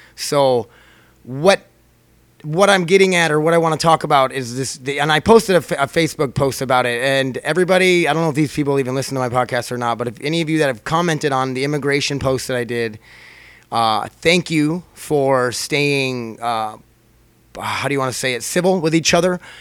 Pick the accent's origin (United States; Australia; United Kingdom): United States; I'm an American, I'm here, I'm a citizen